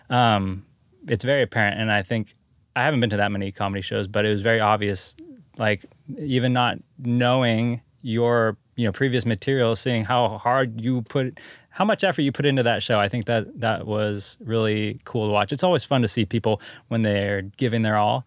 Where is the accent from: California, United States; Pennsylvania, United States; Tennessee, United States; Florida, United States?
California, United States; Santa Cruz; I'm from Santa Cruz